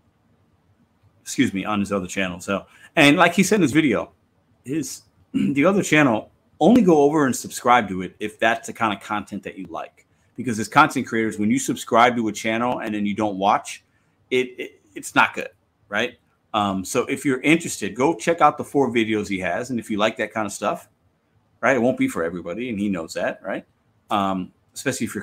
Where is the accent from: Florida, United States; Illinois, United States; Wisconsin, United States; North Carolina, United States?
Illinois, United States; Chicago; growing up in Chicago